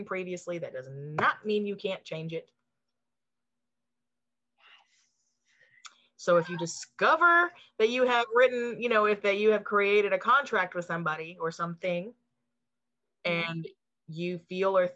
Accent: the South, United States; I grew up in the South, so a lot of it's here

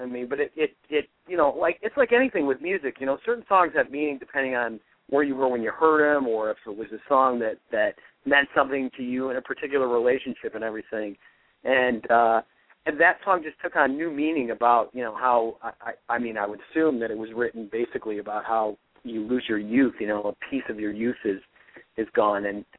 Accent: Rochester, New York, United States; I grew up in Rochester, New York

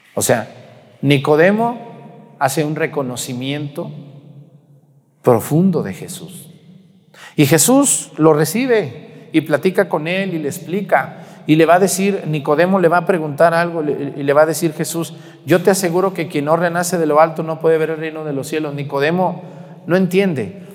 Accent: Mexico; nosotros los mexicanos

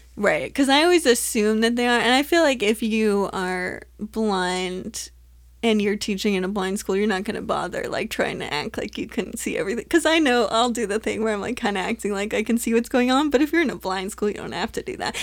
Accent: Southern California, United States; growing up in Southern California

